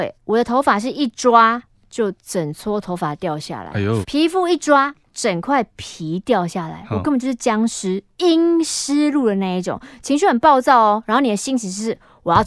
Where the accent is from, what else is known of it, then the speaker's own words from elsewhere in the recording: Kaohsiung, Taiwan; also born or lived in Taichung; 因为西尊哈在台中读书，我是高雄人，每个礼拜来回来回来回，精神不好